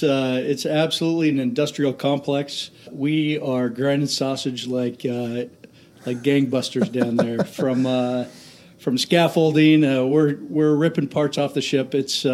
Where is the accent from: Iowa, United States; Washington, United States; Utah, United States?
Washington, United States; Tacoma; the Pac Northwest is my home. I grew up in Tacoma, specifically Lakewood, went to high school here, and went to University of Washington